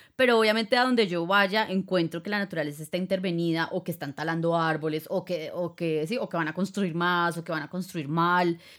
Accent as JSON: {"language": "Spanish", "region": "Bogotá", "country": "Colombia", "tie": "born or raised there", "said": "yo soy de Bogotá"}